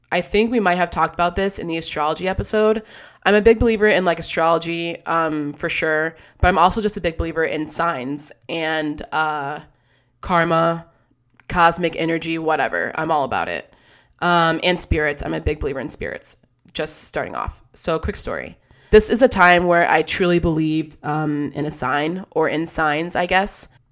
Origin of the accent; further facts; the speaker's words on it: West Bloomfield, Michigan, United States; growing up in West Bloomfield, Michigan, it's where I grew up